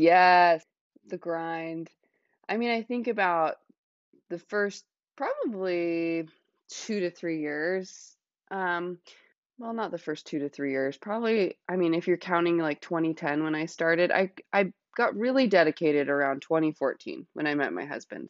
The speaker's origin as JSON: {"language": "English", "town": "Salt Lake City", "region": "Utah", "country": "United States", "tie": "born or raised there", "moved": "as an adult", "lives_now": "Washington State, United States", "said": "I am from Salt Lake City, Utah. That's where I grew up"}